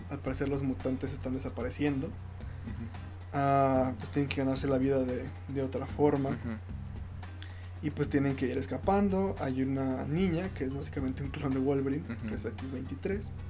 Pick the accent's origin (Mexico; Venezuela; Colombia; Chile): Mexico; como mexicano es lindo escuchar